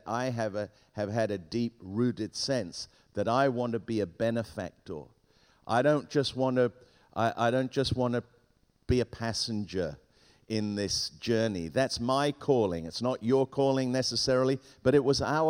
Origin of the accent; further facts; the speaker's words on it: England, United Kingdom; first language Spanish; English is a second language; also born or lived in Hong Kong / Ghana / Tangier, Morocco / south of Spain; at the age of five, we flew from Beirut to England, and I arrived in England at the age of five speaking not one word of English. And I had to learn English very quickly because at school they made fun of me. And so I learned English, and I was educated in England